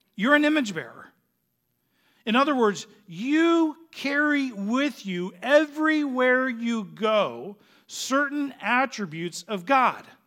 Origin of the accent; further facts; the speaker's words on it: Phoenix, Arizona, United States; moved away; we're originally from Phoenix